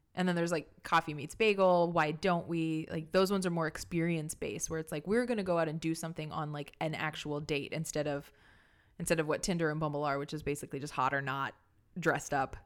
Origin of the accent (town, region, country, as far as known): Santa Fe, New Mexico, United States; born or raised there; moved away